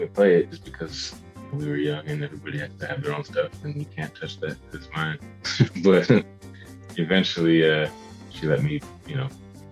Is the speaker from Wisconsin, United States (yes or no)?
yes; Milwaukee, Wisconsin, United States; moved away as an adult; now in Austin, United States; I'm from Milwaukee. I spent pretty much my whole life there.